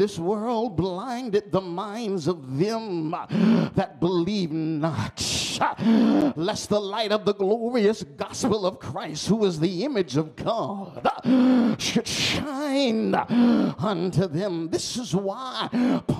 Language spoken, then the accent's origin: English; New York, United States; I'm from New York